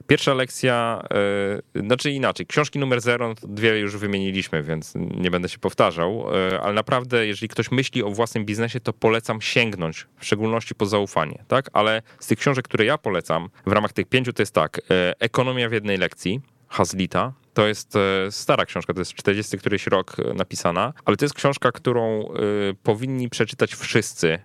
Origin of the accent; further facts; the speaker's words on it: Warsaw, Masovian Voivodeship, Poland; Ja jestem z Warszawy, urodziłem się w Warszawie, zawsze miałem tutaj dostęp do, nawet jako młody chłopak, do różnych możliwości, które Warszawa daje